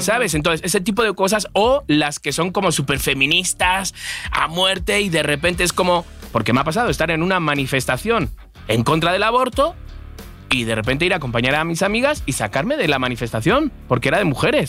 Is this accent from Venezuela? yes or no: no; Spain; moved away as an adult; also born or lived in Madrid; now in Mexico; soy español